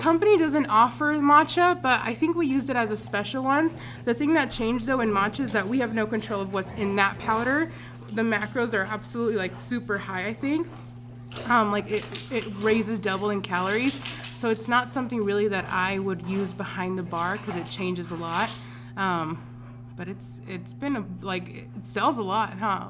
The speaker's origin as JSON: {"language": "English", "town": "Anderson", "region": "California", "country": "United States", "tie": "born or raised there", "said": "this is where I grew up in Anderson"}